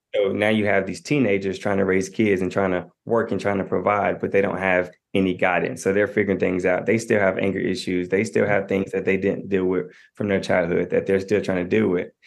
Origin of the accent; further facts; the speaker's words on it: Knoxville, Tennessee, United States; I'm a twenty-eight-year-old I'm from Knoxville, Tennessee.